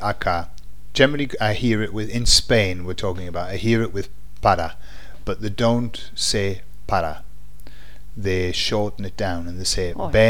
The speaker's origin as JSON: {"language": "English", "region": "England", "country": "United Kingdom", "said": "I'm English."}